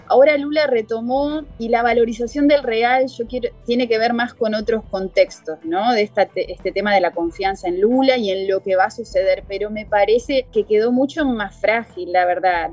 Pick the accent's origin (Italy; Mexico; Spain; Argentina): Argentina; moved away as an adult; now in Rio de Janeiro, Brazil; los argentinos, ¿cómo somos?